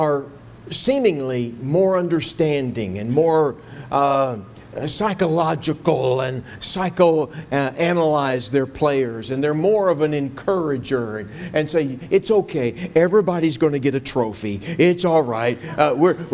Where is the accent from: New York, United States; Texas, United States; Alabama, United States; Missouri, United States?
Texas, United States; I grew up in Texas